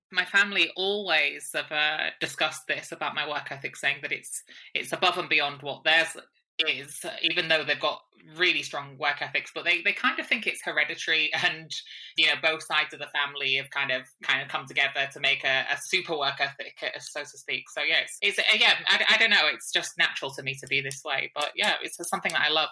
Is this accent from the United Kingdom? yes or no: yes; Hull, Yorkshire and the Humber, United Kingdom; moved away as an adult; also born or lived in Manchester; I grew up in Hull, and from the age of 18, I moved across the other side of the country to a city called Manchester